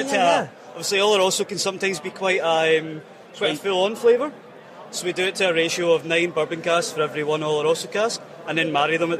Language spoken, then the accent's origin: English; Glasgow, Scotland, United Kingdom; As I said, we are Glaswegian.